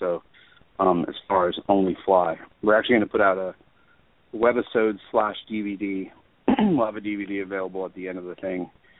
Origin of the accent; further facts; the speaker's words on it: New York, United States; born there; I was born in Long Island, so yeah, I've experienced snowblowers before.